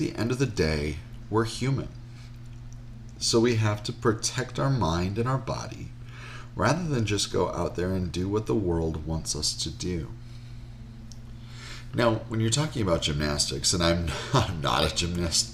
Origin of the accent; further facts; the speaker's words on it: Wisconsin, United States; I grew up in Wisconsin